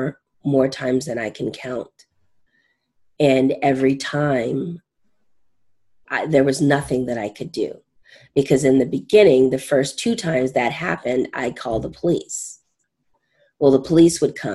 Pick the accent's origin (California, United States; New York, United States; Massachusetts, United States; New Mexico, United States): California, United States; Southern; moved away; also born or lived in Maine; I'm from Southern California.